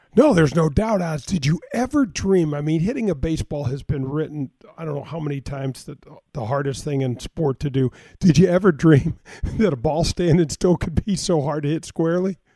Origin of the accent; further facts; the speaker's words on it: North County, Missouri, United States; I grew up in North County and I grew up as a caddy